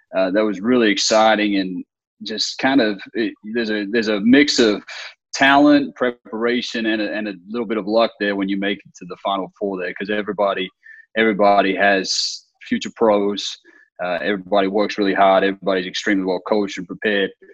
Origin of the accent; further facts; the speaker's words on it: Australia; moved away as an adult; now in United States; I'm originally from Australia, so I grew up in Australia and spent my whole childhood in Australia. I didn't come here until uh, I was in college